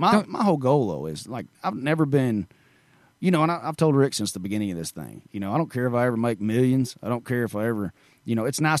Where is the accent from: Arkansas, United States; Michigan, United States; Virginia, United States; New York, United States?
Arkansas, United States; Marshall; now in Dixon, United States; Marshall, Arkansas, yes, sir. Right in the foothills of the Ozarks right there.